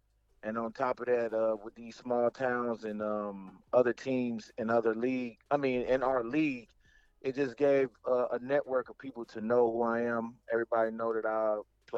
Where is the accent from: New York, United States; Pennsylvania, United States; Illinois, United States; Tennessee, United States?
Illinois, United States; Freeport; born and raised in Freeport, Illinois.